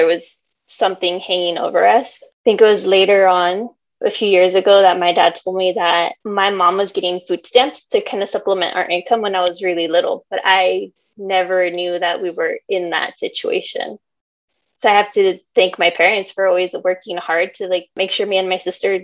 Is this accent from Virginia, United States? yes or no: no; San Francisco Bay Area, California, United States; I grew up with my parents in San Francisco Bay Area. My parents came from Mexico